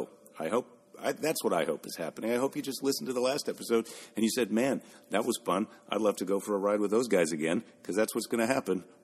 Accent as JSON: {"language": "English", "region": "Iowa", "country": "United States", "tie": "born or raised there", "said": "I was born in Iowa."}